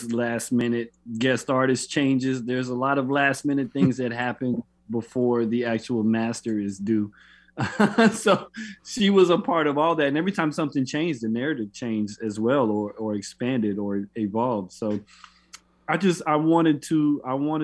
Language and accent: English; Florida, United States; When I grew up in Florida